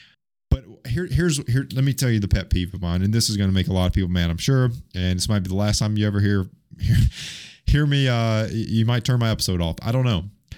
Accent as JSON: {"language": "English", "region": "Alabama", "country": "United States", "said": "I say McDonald's, okay? I'm from Alabama."}